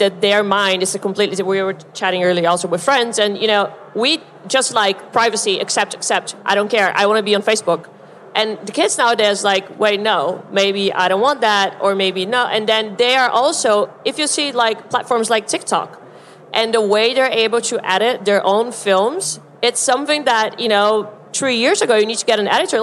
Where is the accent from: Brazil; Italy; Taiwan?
Brazil; also born or lived in United States; now in Europe; I'm from Brazil. And for me, I lived in the US for a long time. Now I live in Europe.